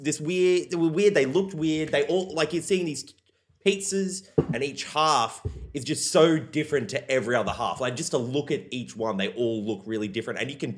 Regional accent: Brisbane, Queensland, Australia; now in Melbourne, Australia; Being from Brisbane, maybe like, and you know, the outer suburbs of Brisbane, grew up maybe a little bit less cultured, not eating traditional Italian and pizza that much.

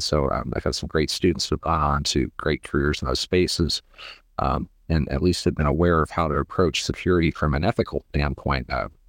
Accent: Ohio, United States; also born or lived in Pittsburgh, Pennsylvania; I grew up in the Rust Belt in Northern Ohio and was born in Pittsburgh in the Appalachia area.

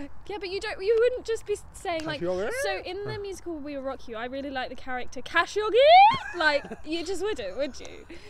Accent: England, United Kingdom; I'm English

